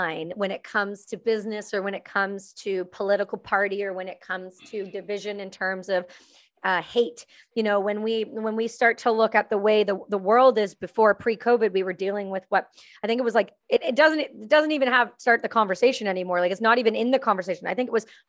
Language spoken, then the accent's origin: English; Canada; I'm Canadian